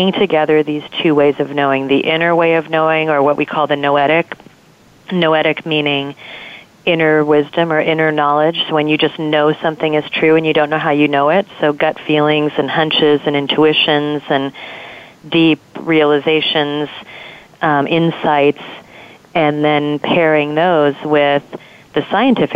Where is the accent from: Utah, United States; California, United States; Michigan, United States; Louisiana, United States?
California, United States; Southern; I grew up in Southern California